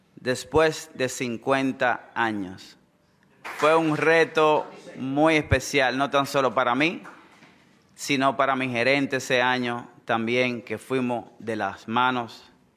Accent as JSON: {"language": "Spanish", "region": "San Pedro de Macorís", "country": "Dominican Republic", "tie": "born or raised there", "said": "oriundo de San Pedro de Macorís"}